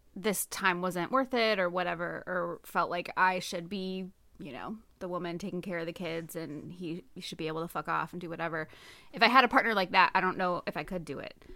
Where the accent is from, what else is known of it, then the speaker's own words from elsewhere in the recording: United States; we're American